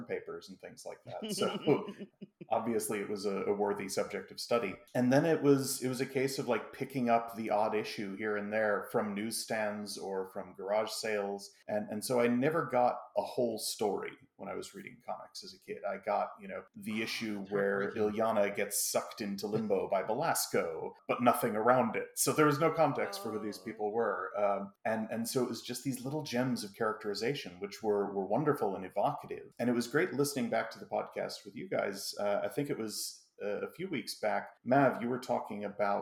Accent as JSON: {"language": "English", "town": "Albany", "region": "New York", "country": "United States", "tie": "born or raised there", "also_born_or_lived": "St Andrews, Scotland", "moved": "as an adult", "lives_now": "Scotland, United Kingdom", "said": "Was born in Albany and lived there until I was 17"}